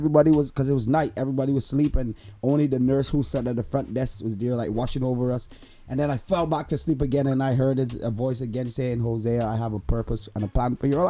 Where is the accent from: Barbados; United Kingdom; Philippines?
Barbados; now in Canada; I hail from Barbados. I'm a Bajan. I'm living here in Canada.